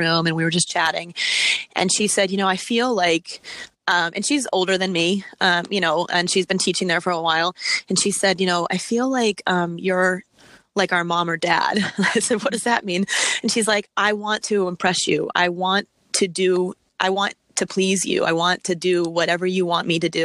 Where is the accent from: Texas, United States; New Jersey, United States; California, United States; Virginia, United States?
Virginia, United States; Virginia Beach; moved away as an adult; now in Massachusetts, United States; I'm from Virginia. And when I was living in Virginia Beach, that's where my family is and where I grew up for part of my time